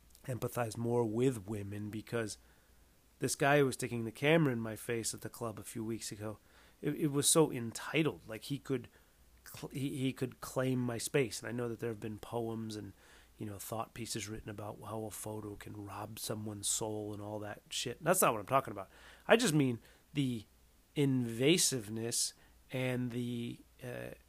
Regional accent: West Coast, United States; I'm from the West Coast, so, where I grew up

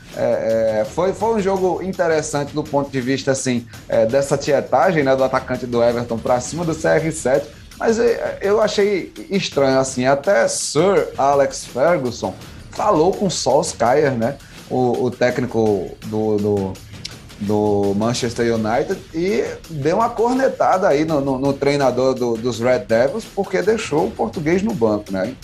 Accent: Paraíba, Brazil; eu também, enquanto paraibano, ele conterrâneo meu

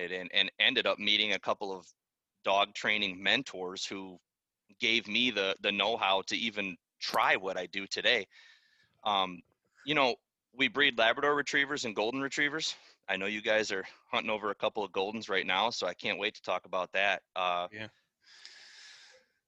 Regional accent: Northeast Illinois, United States; also born or lived in Trevor, Wisconsin; I'm from Northeast Illinois, so I'm still local to my family

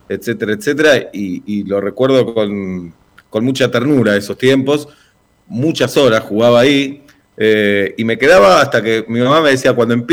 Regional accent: Buenos Aires, Argentina; en realidad nací en la zona de Almagro, pero muy son limítrofes, Almagro y Villa Crespo, y como soy de Atlanta, me asocian mucho con Villa Crespo, pero sí, soy como de los dos barrios.

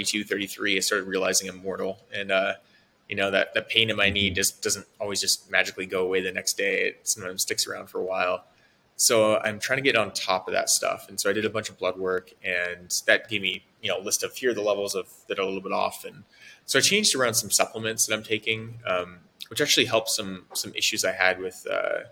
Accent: Oregon, United States; moved away as an adult; also born or lived in San Francisco; I moved from Oregon, where I'm from, in 2010 and moved to San Francisco to join a company.

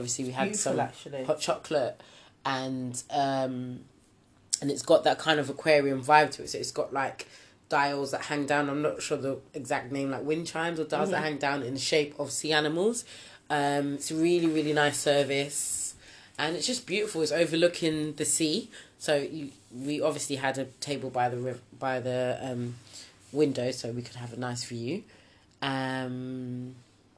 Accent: Nigeria; us being Nigerian

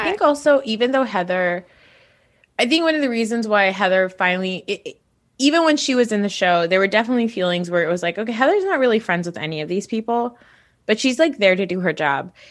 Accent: Northeast, United States; I'm from the Northeast

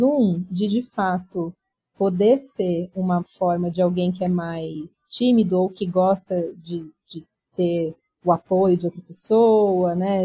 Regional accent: São Paulo, Brazil; also born or lived in Barão Geraldo, Campinas; Eu sou de São Paulo, então eu mudei para lá, fiquei seis anos morando em Barão Geraldo

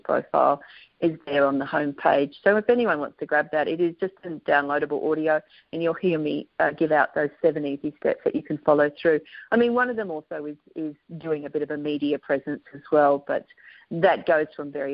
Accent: Australia; accent: Aussie; The Americans, when I say it, tend to mix up my Aussie accent

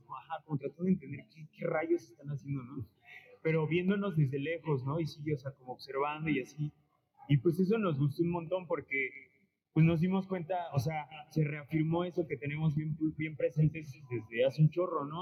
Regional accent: Puebla, Mexico; now in Xalapa, Mexico; yo, o sea, soy de Puebla

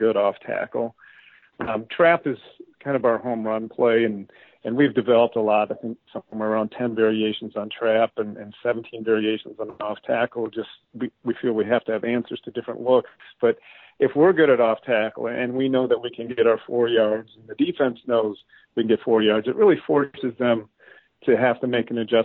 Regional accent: Escanaba, Michigan, United States; moved away as an adult; also born or lived in Georgia; now in Elk River, United States; I grew up in Escanaba, which is up in the UP, kind of a blue collar town

